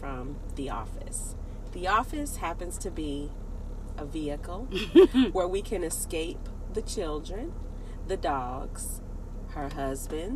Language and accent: English; Jacksonville, Florida, United States; moved away as an adult; also born or lived in Detroit; now in Atlanta, United States; I was born in Detroit, raised in Jacksonville, Florida, relocated to Atlanta recently